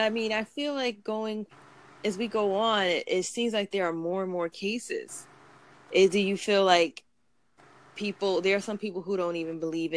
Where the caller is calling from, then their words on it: New York City, New York, United States; …. …'s calling from Australia, and I'm calling from Brooklyn, New York.